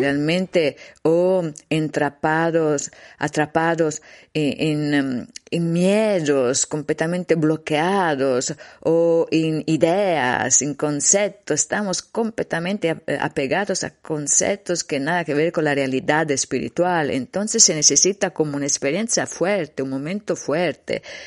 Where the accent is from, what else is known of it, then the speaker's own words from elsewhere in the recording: Livorno, Tuscany, Italy; Spanish is a second language; era un'autostrada di Livorno, dove stava giù, mi, mi ciudad natal